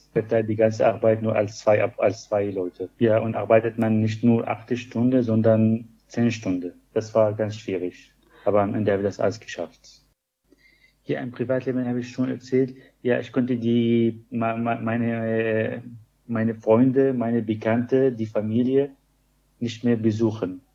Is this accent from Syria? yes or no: yes; Syria; German is a second language; moved away as an adult; also born or lived in Greifswald; ich komme aus Syrien